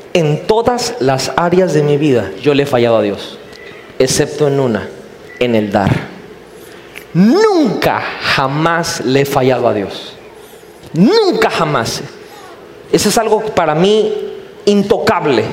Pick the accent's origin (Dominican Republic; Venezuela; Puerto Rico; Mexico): Mexico; soy cristiano, soy, pero soy mexicano